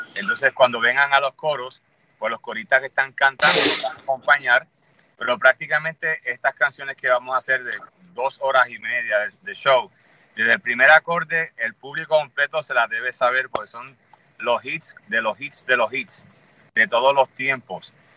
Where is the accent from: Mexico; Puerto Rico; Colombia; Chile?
Puerto Rico; somos puertorriqueños